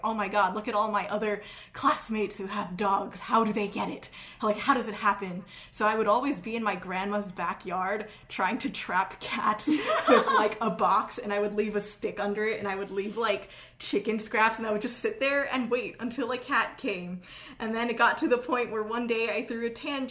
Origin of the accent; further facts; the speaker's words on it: New York City, New York, United States; also born or lived in Great Neck, New York; I was moving from Queens to Great Neck